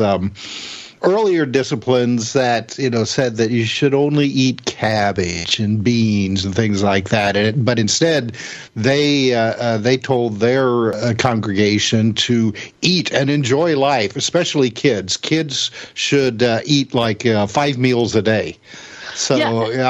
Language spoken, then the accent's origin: English; Midwest, United States; being a Midwesterner